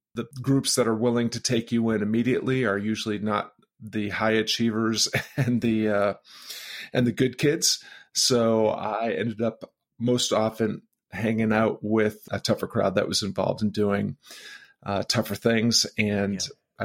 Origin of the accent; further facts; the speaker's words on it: outside of Boston, then outside of Springfield, Massachusetts, United States; I grew up outside of Boston and then outside of Springfield, Massachusetts